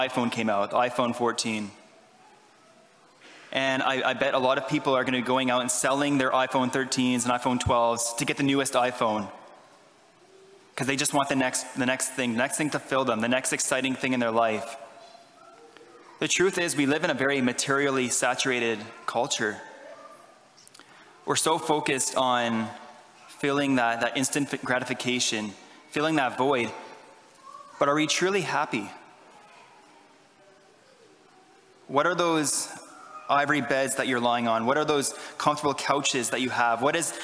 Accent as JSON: {"language": "English", "town": "Ottawa", "region": "Ontario", "country": "Canada", "moved": "yes", "said": "I am Canadian. I'm from Ottawa, Ontario"}